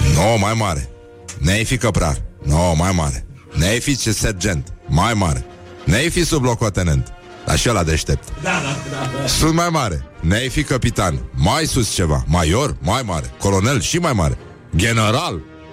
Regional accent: Brăila, Brăila County, Romania; sunt din Brăila

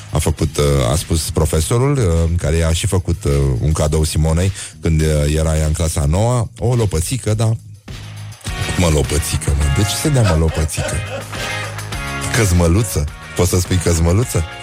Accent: Teleorman County, Romania; Nu, tati, sunt din Telorman, zic eu.

